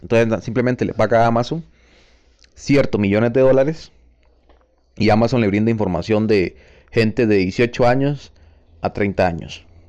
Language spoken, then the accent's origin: Spanish; Costa Rica; pertenezco al mismo país, a Costa Rica